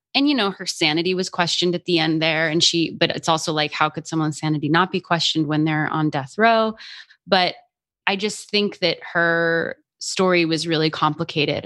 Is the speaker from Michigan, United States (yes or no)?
no; Albuquerque, New Mexico, United States; moved away; also born or lived in Boston; I grew up in Albuquerque, New Mexico